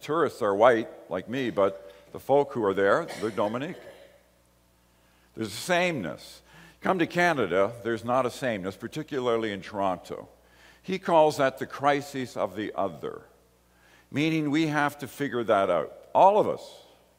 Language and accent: English; Ireland; I came from Ireland. I was born in Ireland.